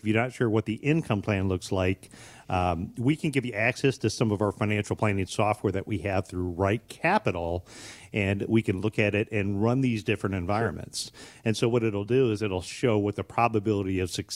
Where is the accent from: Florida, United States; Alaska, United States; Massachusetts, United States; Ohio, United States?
Ohio, United States; Bryan; now in Waterville, United States; I grew up in Bryan, Ohio, so about an hour west of here